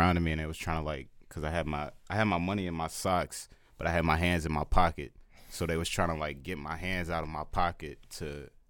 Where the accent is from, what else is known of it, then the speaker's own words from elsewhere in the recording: Houston, Texas, United States; But I was born in Houston, Texas.